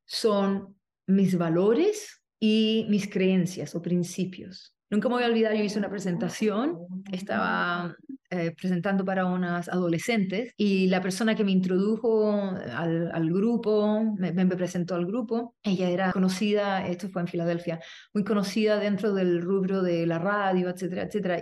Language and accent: Spanish; Chile; moved away as an adult; now in United States; vengo de Chile, soy chilena, me fui de Chile